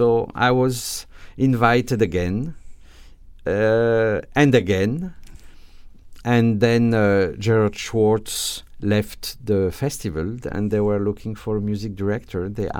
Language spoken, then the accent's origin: English; Grand Est, France; English is a second language; now in United States; Well, I'm French, as you said, but I'm a little bit different because I come from Alsace, which is, you know, changed.